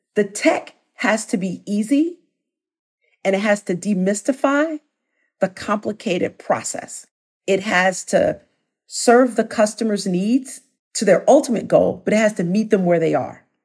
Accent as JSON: {"language": "English", "town": "Chicago", "region": "Illinois", "country": "United States", "moved": "yes", "said": "I'm from Chicago originally"}